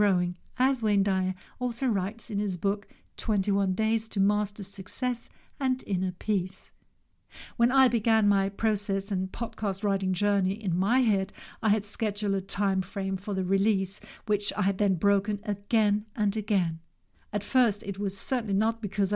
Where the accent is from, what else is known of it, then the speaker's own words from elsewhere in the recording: Denmark; In my home country, Denmark